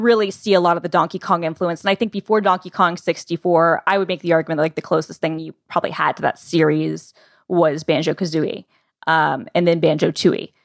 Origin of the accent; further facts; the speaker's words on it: Atlanta, Georgia, United States; I'm from Atlanta